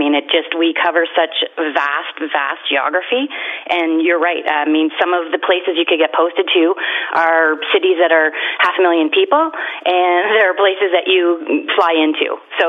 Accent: Canada; my hometown is actually on the U.S. border, and so the job that the RCMP does there is only federal

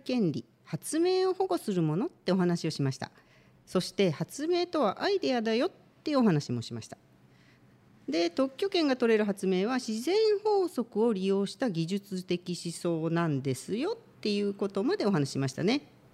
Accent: Aichi, Japan; now in Shizuoka, Japan; 愛知県出身

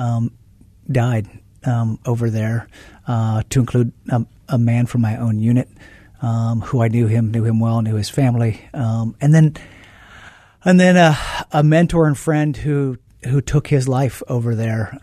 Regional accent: Oregon, United States; moved away as an adult; also born or lived in Tucson, Arizona; I grew up in Oregon, went to the University of Arizona down there in Tucson

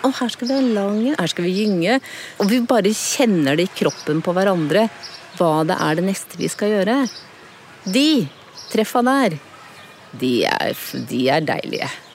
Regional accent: Dal, Akershus, Norway; also born or lived in Råholt; Vokste opp på Dal og ungdomstida mi på Rålt.

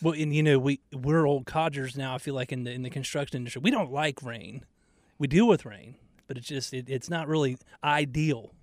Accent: Atlanta, Georgia, United States; now in Charlotte, United States; growing up in Georgia, like we would never get snow. I mean, you get snow sometimes in North Carolina and Charlotte, but we, I mean, in Atlanta, we never got snow

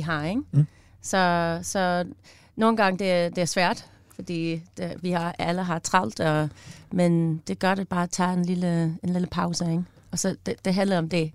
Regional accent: United States; Danish is a second language; moved away as an adult; now in Denmark; jeg er amerikaner, som bor i Danmark

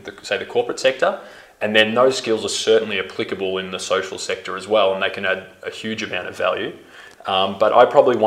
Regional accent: Melbourne, Victoria, Australia; moved away as an adult; also born or lived in Tanzania; growing up in Melbourne

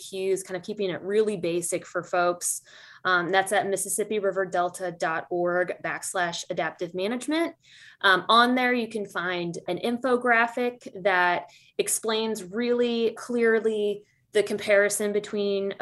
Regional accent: Midwest, United States; I'm a Midwesterner at heart

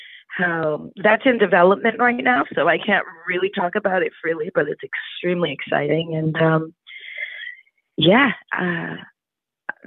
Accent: New York City, New York, United States; I grew up in Greenwich Village, so Halloween is, you know, bigger than Easter

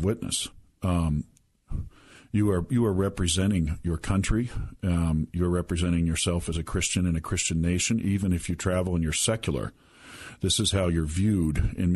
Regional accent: United States; as an American

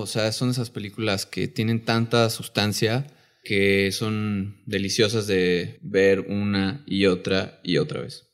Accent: Mexico; siendo mexicanos

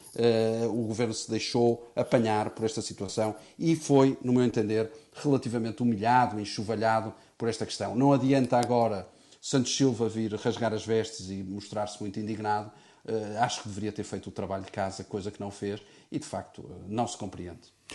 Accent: Portugal; como português

